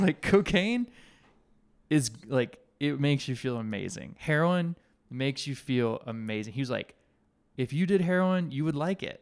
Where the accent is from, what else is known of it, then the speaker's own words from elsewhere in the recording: Alabama, United States; when I was a kid growing up in Alabama